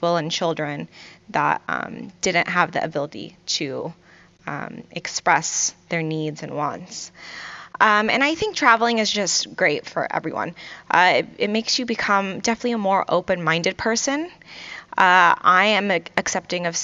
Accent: Virginia Beach, Virginia, United States; also born or lived in Kuwait; I grew up in Virginia Beach, Virginia, and originally I'm from Kuwait

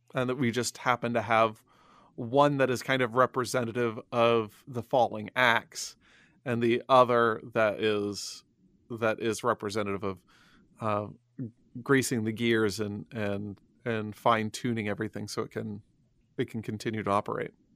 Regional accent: Illinois, United States; I grew up in Illinois

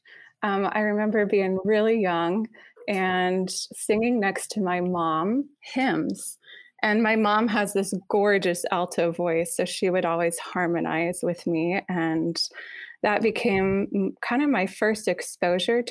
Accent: Iowa, United States; I'm originally from Iowa

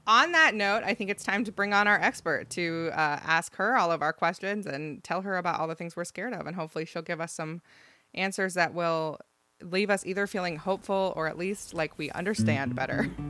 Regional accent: Ohio, United States; I grew up in Ohio

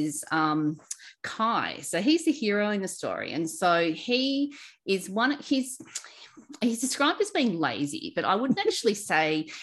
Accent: Australia; as an Aussie

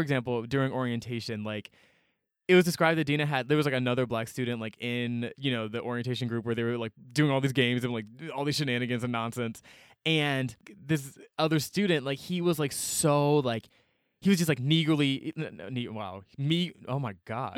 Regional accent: Atlanta, Georgia, United States; growing up in Atlanta, I was always surrounded by black people

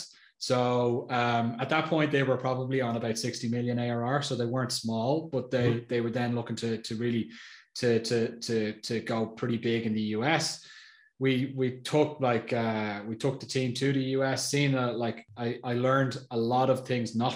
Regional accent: Ireland; now in Austria; I'm Irish, live in Austria

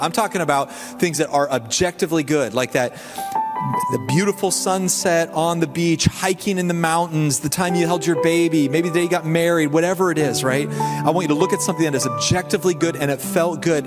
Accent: the South, United States; now in Indiana, United States; I'm from the South

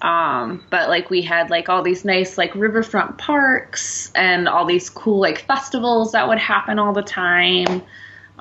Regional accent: west side of Michigan, United States; now in Detroit, United States; I grew up on the west side of Michigan. I grew up right on Lake Michigan, right across from Chicago

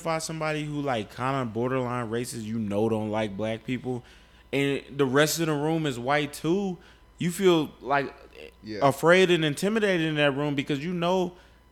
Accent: Louisiana, United States; moved away; also born or lived in Kansas City; I was born in Louisiana

